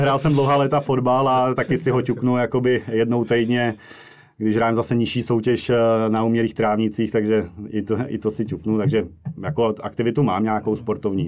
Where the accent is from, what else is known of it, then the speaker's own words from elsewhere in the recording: Moravia, Czechia; moved away as an adult; now in Prague, Czechia; já jsem původem z Moravy a v Praze žiju nějakých 13 let